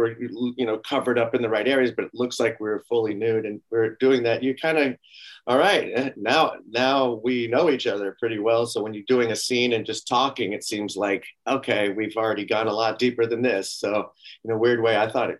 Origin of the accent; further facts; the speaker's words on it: the Bay Area, California, United States; I'm from the Bay Area